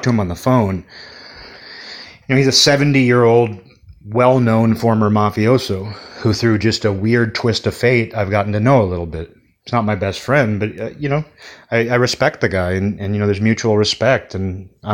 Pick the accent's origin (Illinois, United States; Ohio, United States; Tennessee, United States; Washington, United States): Washington, United States; Kirkland; born or raised there; also born or lived in Olympia, Washington